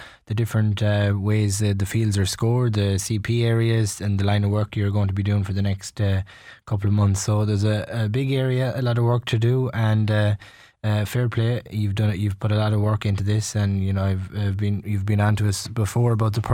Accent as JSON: {"language": "English", "area": "Lacken", "region": "Connacht", "country": "Ireland", "said": "I'm from Lacken myself"}